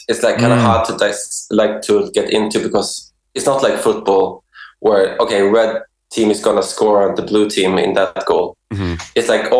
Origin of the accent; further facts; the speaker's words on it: Sweden; now in Denmark; I'm from Sweden.